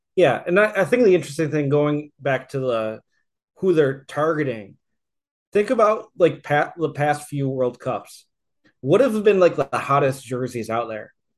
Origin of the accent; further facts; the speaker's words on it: United States; I'm American